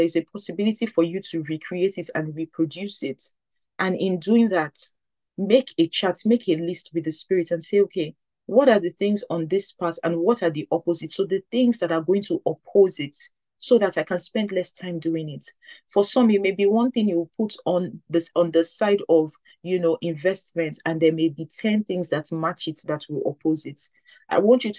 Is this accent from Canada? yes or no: no; Nigeria; growing up in Nigeria